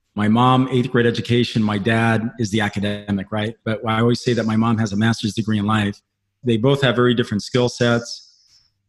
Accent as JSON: {"language": "English", "region": "Pohnpei", "country": "Micronesia", "tie": "born or raised there", "moved": "yes", "said": "I grew up on the South Pacific where the median income, man, was $2,000 a year."}